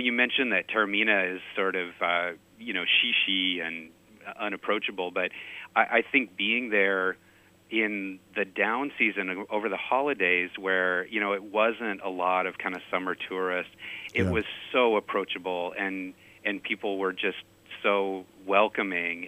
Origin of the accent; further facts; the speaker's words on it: Pacific Northwest, United States; I'm from the Pacific Northwest